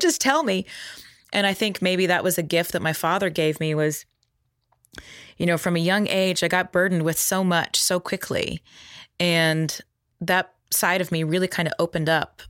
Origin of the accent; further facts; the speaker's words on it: Texas, United States; growing up in Texas